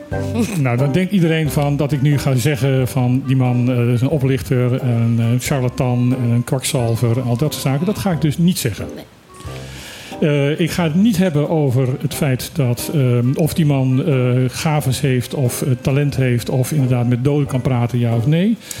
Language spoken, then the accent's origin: Dutch; Suriname; now in Bonaire; ik heb mijn jeugd in Suriname gewoond